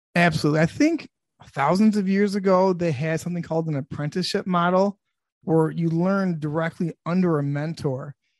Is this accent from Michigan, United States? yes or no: yes; Sterling Heights, Michigan, United States; I grew up in Sterling Heights, Michigan